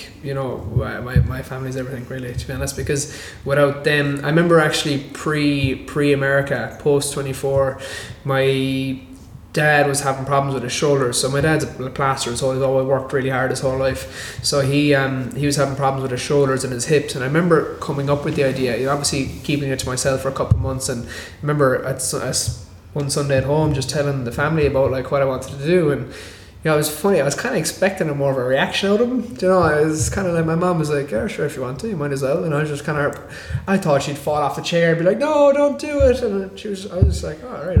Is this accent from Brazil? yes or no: no; Ireland; I'm from Ireland